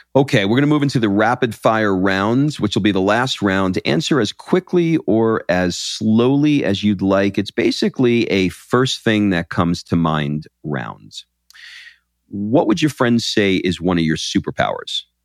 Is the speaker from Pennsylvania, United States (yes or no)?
no; New York, United States; now in Atlanta, United States; I grew up in New York